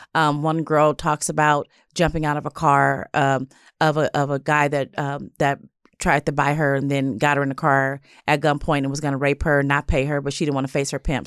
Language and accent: English; Los Angeles, California, United States; I grew up in South